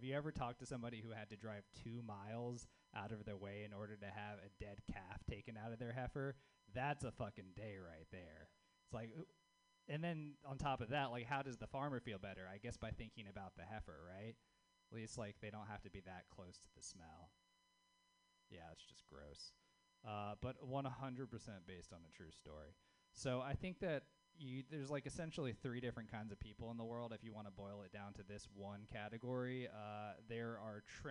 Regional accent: the South, United States; now in Bay Area, United States; being a Southerner in the Bay Area

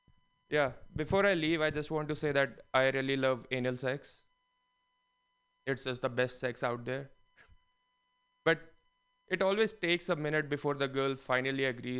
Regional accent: India; But it's tough being unique as an Indian. There's like a billion of us.

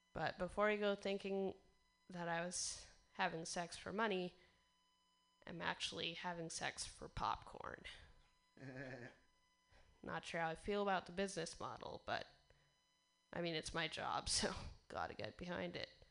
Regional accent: Portland, Oregon, United States; I'm from Portland, Oregon

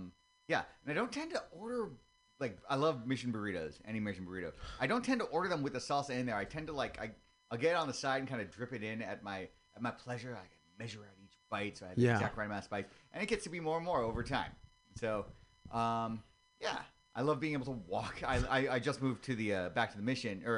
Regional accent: San Mateo, California, United States; also born or lived in Oakland; now in San Francisco, United States; I'm a local boy. I came from San Mateo.

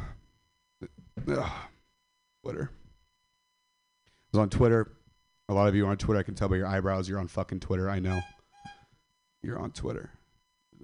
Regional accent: Stockton, California, United States; Stockton, California. I'm from Stockton.

